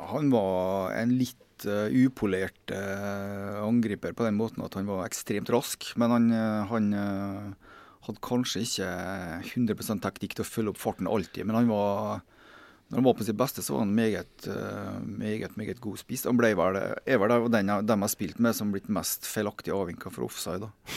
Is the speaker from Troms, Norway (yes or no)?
no; Kristiansund, Møre og Romsdal, Norway; moved away; jeg kommer fra Kristiansund da, og har hatt mine første fotballsko